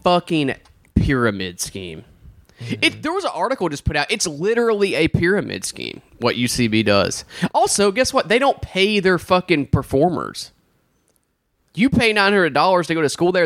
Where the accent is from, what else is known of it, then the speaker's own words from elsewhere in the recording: Alabama, United States; I'm from Alabama